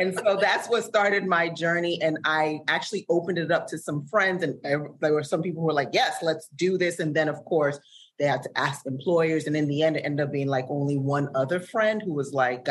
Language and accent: English; Sierra Leone; now in United States; I'm originally from Sierra Leone